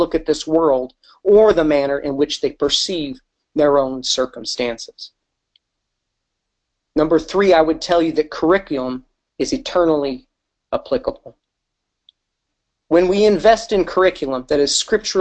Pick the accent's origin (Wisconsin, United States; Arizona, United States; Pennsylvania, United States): Wisconsin, United States; also born or lived in Michigan; now in St. Louis, United States; I grew up in Wisconsin and for a short time in Michigan